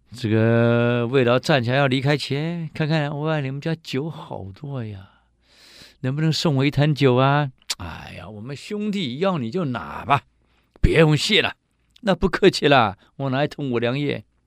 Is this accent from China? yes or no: no; Taiwan; 我们台湾人很有意思啊